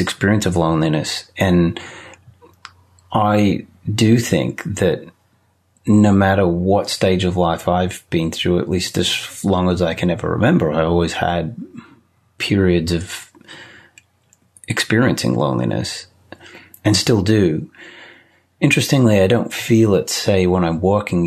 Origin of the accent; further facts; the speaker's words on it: Australia; moved away as an adult; now in United States; I grew up in Australia